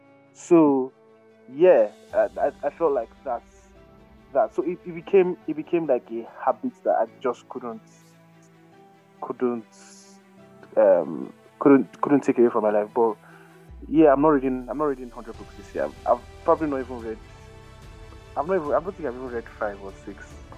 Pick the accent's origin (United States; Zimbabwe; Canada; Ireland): Canada; And then I grew up in Canada.